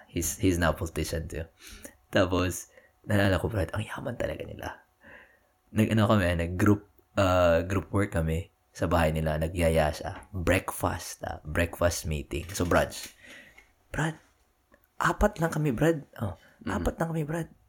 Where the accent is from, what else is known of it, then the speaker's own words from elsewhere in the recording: Philippines; now in Austin, United States; nakatira sila sa amin sa Cagayan.